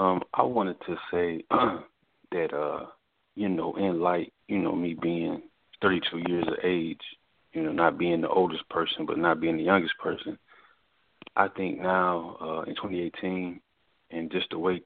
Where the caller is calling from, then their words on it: Newport News, Virginia, United States; This is …. I'm calling from Virginia, Newport News.